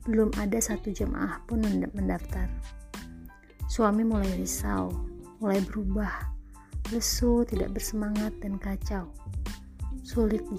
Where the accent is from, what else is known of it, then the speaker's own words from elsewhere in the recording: Bandung, West Java, Indonesia; born there; Berbekal restu orang tua, kami kembali ke Bandung. Bismillah memulai usaha di kota kelahiran kami.